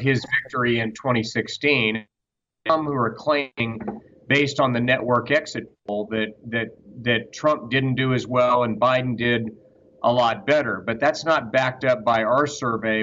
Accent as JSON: {"language": "English", "region": "Georgia", "country": "United States", "tie": "born or raised there", "said": "the Democratic Party that I grew up mm. seeing in Georgia, in my home state"}